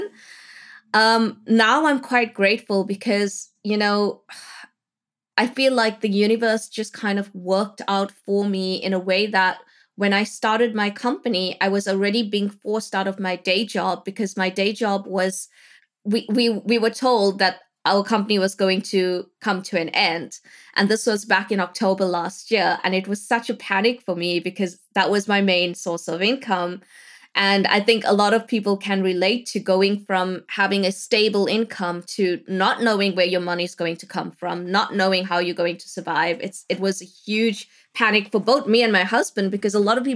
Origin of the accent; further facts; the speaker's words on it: South Africa; moved away as an adult; now in England, United Kingdom; I am South African, born and bred in South Africa, living in England right now